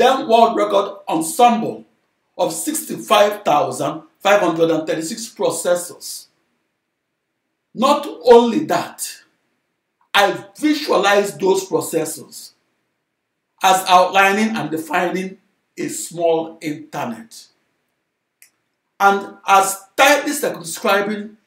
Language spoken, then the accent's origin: English; Onitsha, Anambra, Nigeria; my hometown of Onitsha, Nigeria